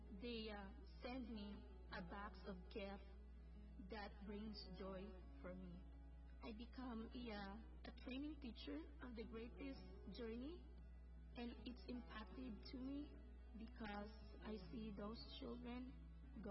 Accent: Philippines; moved away; I was born in the Philippines and growing up in a poor family

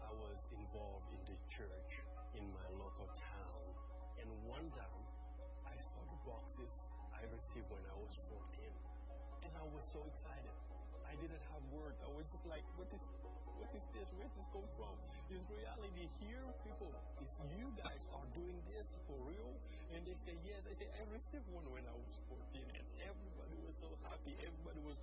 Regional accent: Senegal; I'm from Senegal.

